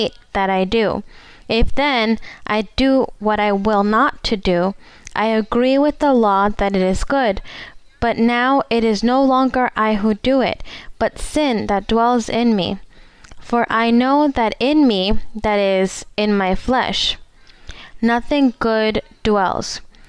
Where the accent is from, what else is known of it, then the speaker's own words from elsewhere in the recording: Equatorial Guinea; English is a second language; Good morning, sister. Welcome to Spain. I am from Equatorial Guinea, and I have a question in the Bible